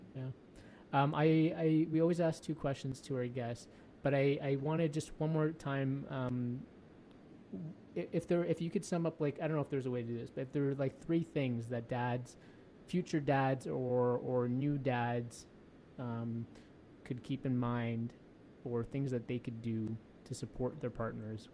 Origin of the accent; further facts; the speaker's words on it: Canada; I was born in Canada